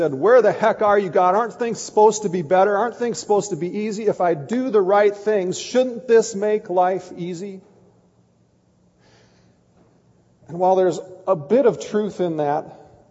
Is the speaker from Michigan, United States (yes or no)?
no; Kiester, Minnesota, United States; I grew up in Keister, Minnesota